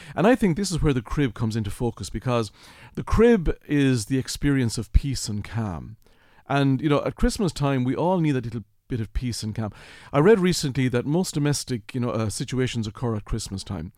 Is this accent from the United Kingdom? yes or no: no; Kilkenny, Leinster, Ireland; born or raised there